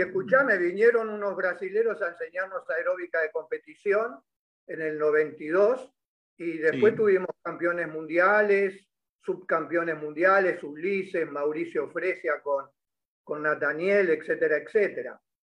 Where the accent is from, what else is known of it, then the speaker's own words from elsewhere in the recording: Caseros, Buenos Aires Province, Argentina; Yo, yo me crié en Caseros.